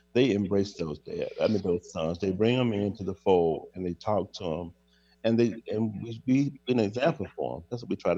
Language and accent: English; Georgia, United States; I'm from Georgia